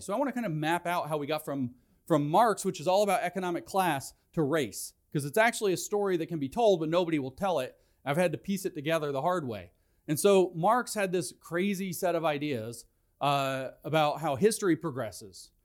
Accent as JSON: {"language": "English", "region": "Tennessee", "country": "United States", "said": "I'm from Tennessee"}